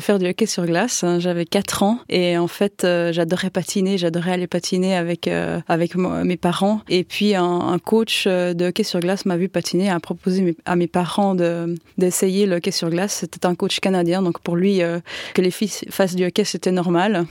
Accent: Yverdon-les-Bains, Vaud, Switzerland; j'ai grandi à, à Yverdon euh, dans des HLM

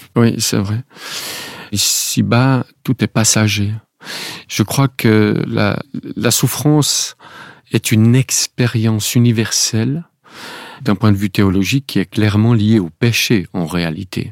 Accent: Switzerland; en Suisse, il y a eu une votation, comme nous disons chez nous

